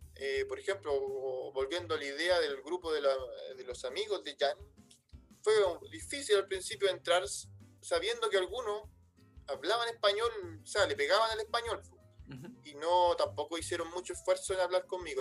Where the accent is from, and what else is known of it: Chile; moved away as an adult; now in France